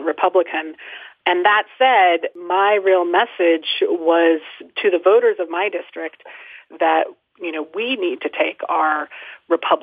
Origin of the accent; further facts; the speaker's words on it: Denver, Colorado, United States; I grew up in Denver, Colorado